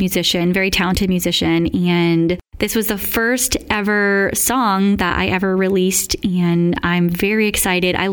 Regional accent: South Shore, Massachusetts, United States; I will be in my hometown at Brack's Grill and Tap on July 8th

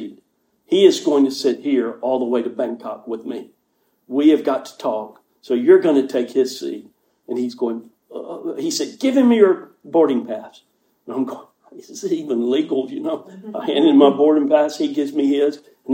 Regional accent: United States; I'm from America.

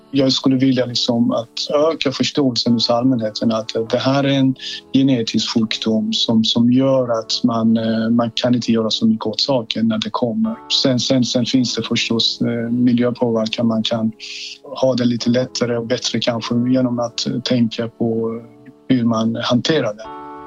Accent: Iran; now in Sweden; Jag kommer ursprungligen från Iran

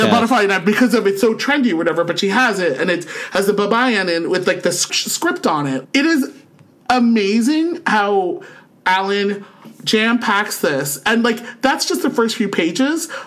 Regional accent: Philippines; But the thing is, though, even as a Filipino, and I'm not even well versed, I'm aware of all these things.

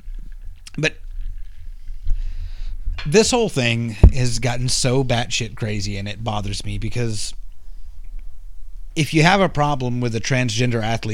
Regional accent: Texas, United States; I'm from Texas

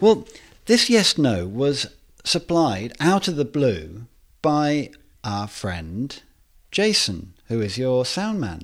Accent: Worcester, West Midlands, United Kingdom; my hometown of Worcester

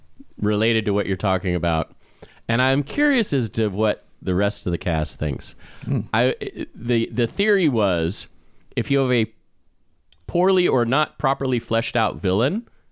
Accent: Midwest, United States; growing up in the Midwest and growing up in an area where you have these fundamental churches

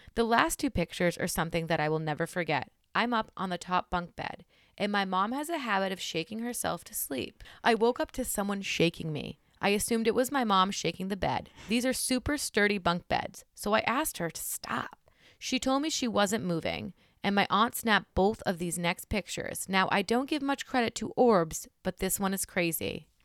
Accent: New Hampshire, United States; I'm from New Hampshire.

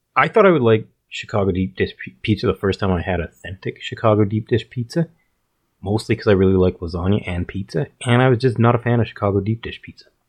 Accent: Calgary, Alberta, Canada; we're both from Calgary, Alberta, Canada.

